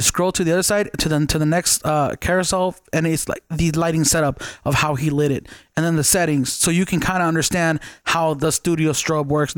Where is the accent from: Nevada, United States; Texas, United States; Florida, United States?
Nevada, United States; Las Vegas; I'm from Vegas